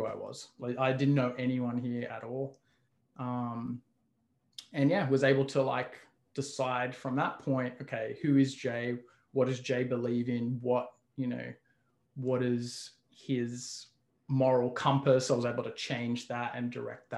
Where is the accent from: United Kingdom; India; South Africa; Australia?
Australia; moved away as an adult; now in Toronto, Canada; originally I'm from Australia. I've lived in Toronto for 12 years now.